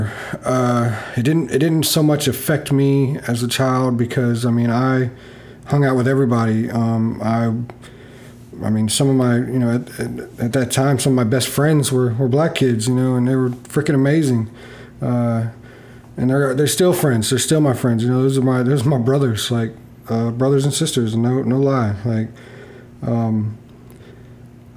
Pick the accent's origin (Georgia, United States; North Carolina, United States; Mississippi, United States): North Carolina, United States; Beaufort; moved away; also born or lived in Newport, North Carolina; I grew up in North Carolina, a small town called Beaufort. And before moving to Beaufort, I lived in a town called Newport.